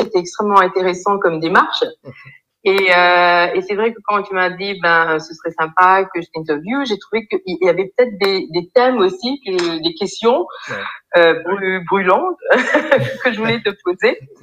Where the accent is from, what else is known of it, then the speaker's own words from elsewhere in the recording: Mauritius; moved away as an adult; also born or lived in France / Ethiopia / Burundi / Liberia; now in Côte d'Ivoire; donc je viens de l'île Maurice. après des études donc secondaires à l'île Maurice